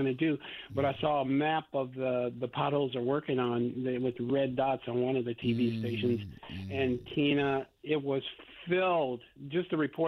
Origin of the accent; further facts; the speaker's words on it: Northern Illinois, United States; now in Indianapolis, United States; where I grew up in Northern Illinois